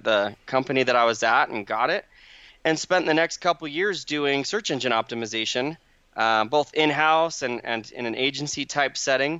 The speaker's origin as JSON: {"language": "English", "town": "Phoenix", "region": "Arizona", "country": "United States", "tie": "born or raised there", "moved": "yes", "lives_now": "Utah, United States", "said": "I grew up in Arizona in the Phoenix Valley"}